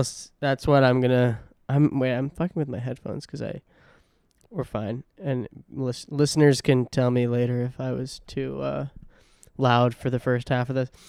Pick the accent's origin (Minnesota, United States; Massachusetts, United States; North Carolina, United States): Massachusetts, United States; Hingham; moved away; my hometown in, in Hingham